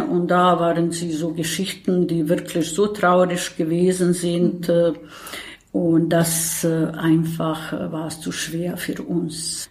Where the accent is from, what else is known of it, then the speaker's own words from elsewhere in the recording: Bosnia & Herzegovina; German is a second language; moved away as an adult; now in Berlin, Germany; eine Flüchtling aus Bosnien und Herzegowina